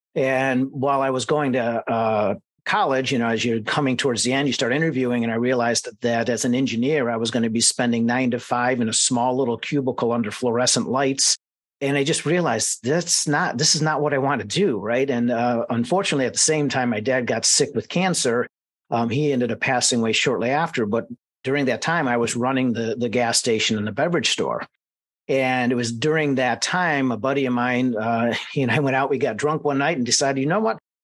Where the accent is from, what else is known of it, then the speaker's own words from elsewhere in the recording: Mentor, Ohio, United States; I was born and raised in Mentor, Ohio, just outside of Cleveland.